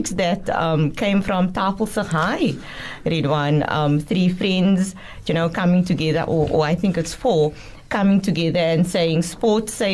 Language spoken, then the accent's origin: English; Cape Town, Western Cape, South Africa; we are all from Mitchell's Plain. We attended high school in Mitchell's Plain.